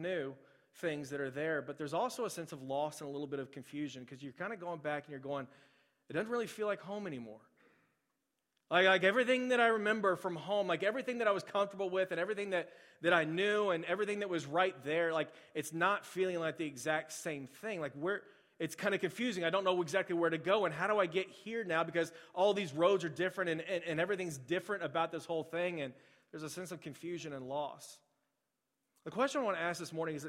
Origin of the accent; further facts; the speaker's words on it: Spring, Texas, United States; moved away; I grew up in Spring, and I had no idea how small of a town it actually kind of was.